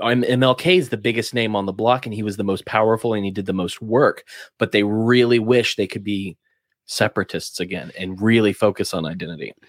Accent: Alabama, United States; I'm from Alabama

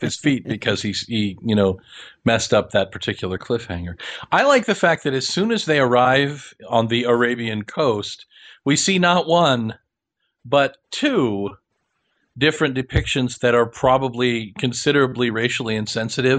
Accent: Kansas, United States; I grew up in Kansas

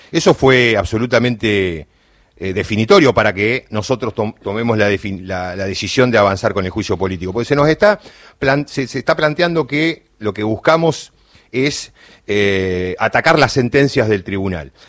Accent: Choele Choel, Río Negro, Argentina; soy del interior, de, soy rionegrino, de Choel Choel

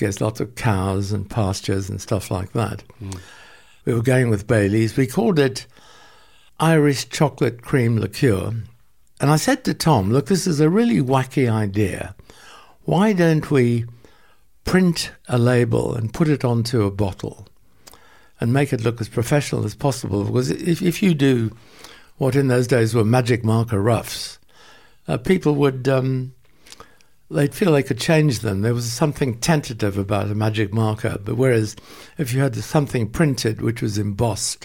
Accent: Port Elizabeth, Eastern Cape, South Africa; moved away; also born or lived in London; there was a dairy in Port Elizabeth, where I was born

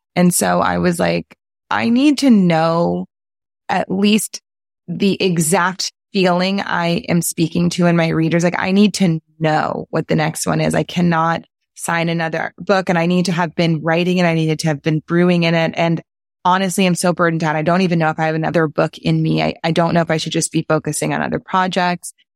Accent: New Orleans, Louisiana, United States; a really soulful experience of growing up in New Orleans

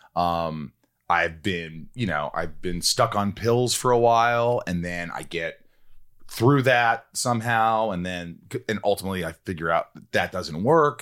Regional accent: Indiana, United States; moved away; no creativity where I grew up in Indiana

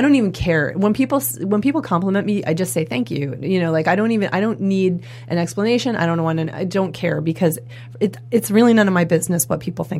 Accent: Maine, United States; I grew up in Maine in a really small town, and there were 300 kids in my school.

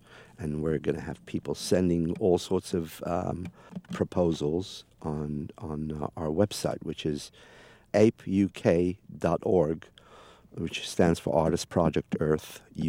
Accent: England, United Kingdom; I listened to the … because, you know, I come from England

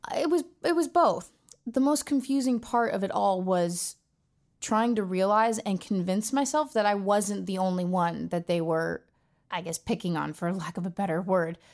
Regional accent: Los Angeles, California, United States; I was born and raised in Los Angeles, California. I was born in Tarzana, to be exact, and I've grown up here my whole life.

